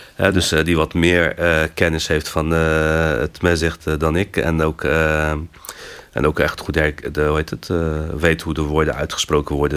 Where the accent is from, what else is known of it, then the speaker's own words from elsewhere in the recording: Rotterdam, South Holland, Netherlands; moved away as an adult; also born or lived in Morocco; now in Utrecht, Netherlands; getogen in Rotterdam. Dat is toch echt wel mijn, mijn thuisstad. Daar heb ik mijn, mijn, hele kindertijd en mijn jeugd doorgebracht